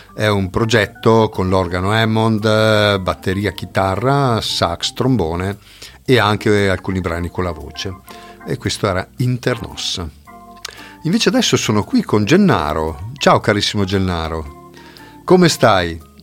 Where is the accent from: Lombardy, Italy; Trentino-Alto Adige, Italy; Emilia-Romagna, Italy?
Trentino-Alto Adige, Italy; Tesero; della banda musicale di Tesero, del mio paese